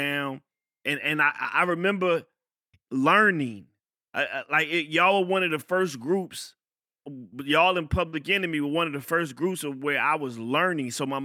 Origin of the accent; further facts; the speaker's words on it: Fayetteville, North Carolina, United States; I grew up in Fayetteville